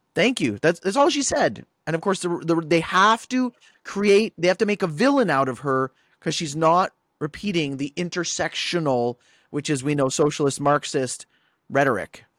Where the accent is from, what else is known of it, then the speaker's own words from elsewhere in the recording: Guelph, Ontario, Canada; I grew up in Guelph, right. I grew up in Little Italy